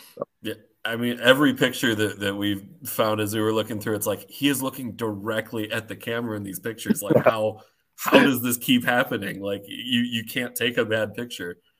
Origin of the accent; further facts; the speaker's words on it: Minnesota, United States; the Minnesota Wild, my hometown team